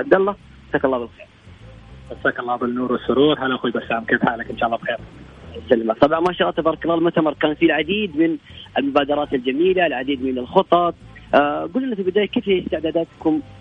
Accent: Saudi Arabia; احنا كسعوديين

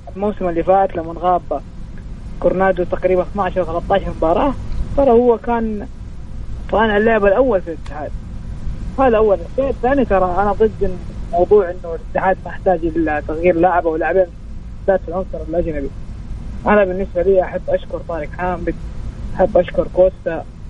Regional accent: Saudi Arabia; وانا كسعودي

